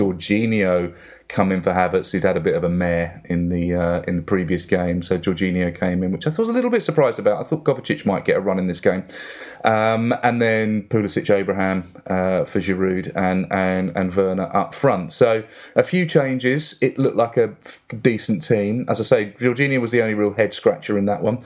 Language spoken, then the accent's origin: English; Barking, London, United Kingdom; I'm an Essex boy at birth. And yeah, born in Barking, which is just down the road from the old Upton Park.